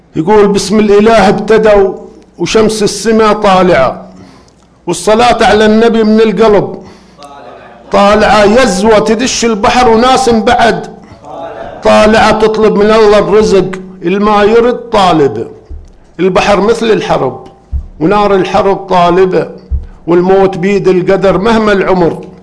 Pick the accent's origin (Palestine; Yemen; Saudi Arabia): Saudi Arabia; Sanabis, Eastern Province; سنابس اهلي وديرتي سنبس